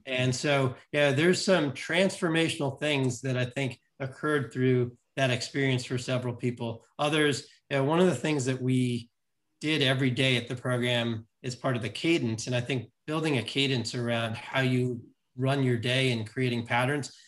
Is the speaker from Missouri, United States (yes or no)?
no; New York City, New York, United States; I grew up in New York City